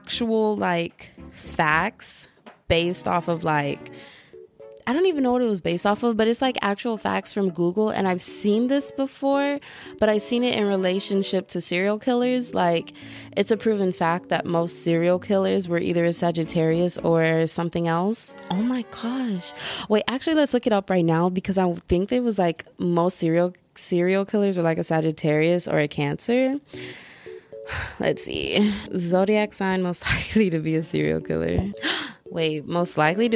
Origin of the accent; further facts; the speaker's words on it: Texas, United States; I like being Texan, because I mean, all of us Texans are basically in a cult